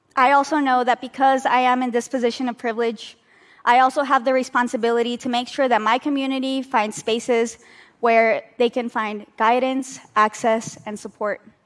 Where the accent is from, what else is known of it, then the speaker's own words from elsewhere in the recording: United States; now in New York, United States; Despite being American citizens